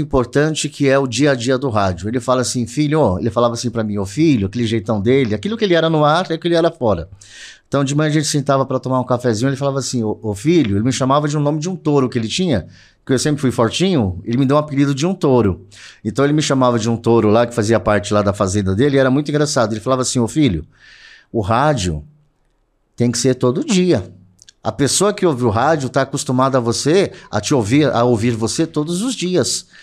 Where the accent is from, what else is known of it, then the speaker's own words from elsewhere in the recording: ABC, São Paulo, Brazil; Eu sou do ABC